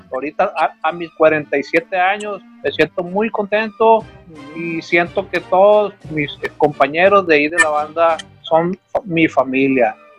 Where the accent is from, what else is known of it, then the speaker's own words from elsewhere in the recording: Hermosillo, Sonora, Mexico; de aquí de Hermosillo, Sonora